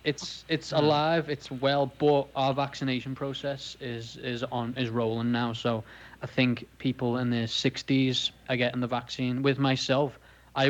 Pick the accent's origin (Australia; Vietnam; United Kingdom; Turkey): United Kingdom; Liverpool, North West England; accent: Scouse; Yeah, and I'm from Liverpool, Liverpool. So I'm a Scouser. So that's probably if I'm hard to hear quite a bit, that's because I have a strong accent, a Liverpoolian accent.